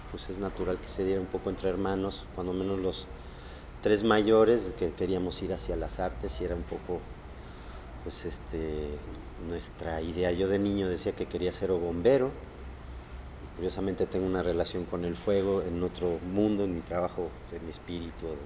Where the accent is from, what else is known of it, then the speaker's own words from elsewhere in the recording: Xalapa, Veracruz, Mexico; born there; nací en Jalapa, Veracruz, y parte de lo que me ha pasado como nativo mexicano es que mi familia me movió por varios lugares de México